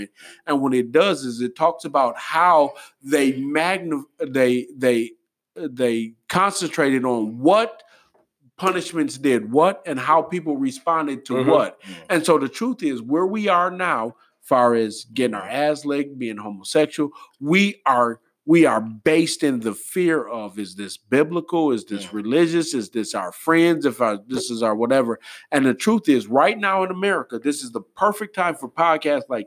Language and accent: English; Detroit, Michigan, United States; I grew up in Detroit